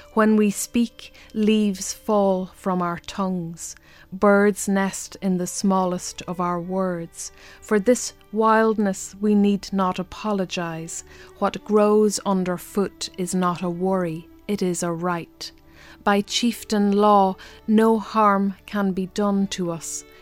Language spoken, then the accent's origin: English; Ireland; I'm an Irish language poet who's an Irish speaker.